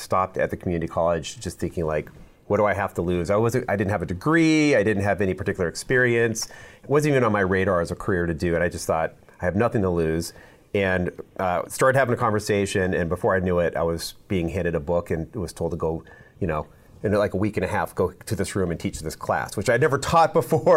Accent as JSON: {"language": "English", "town": "Omaha", "region": "Nebraska", "country": "United States", "also_born_or_lived": "Colorado", "said": "I'm from Omaha. I lived in Colorado for about 6 years"}